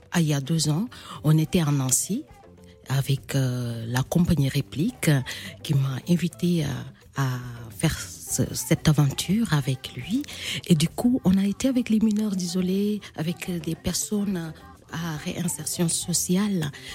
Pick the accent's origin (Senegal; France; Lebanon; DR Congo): Senegal; Casamance; chez moi au Sénégal, en Casamance